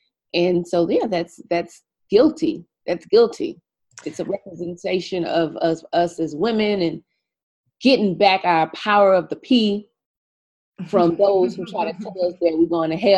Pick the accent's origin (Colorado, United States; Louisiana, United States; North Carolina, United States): Louisiana, United States; I was raised Catholic in Louisiana. We have a very large Black Catholic community in the state of Louisiana.